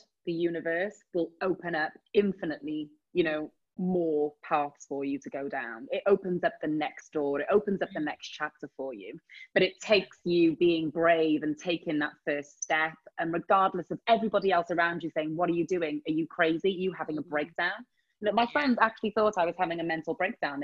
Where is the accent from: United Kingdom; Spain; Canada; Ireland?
United Kingdom; Wales; moved away as an adult; I'm from a small town in Wales. I'm not from London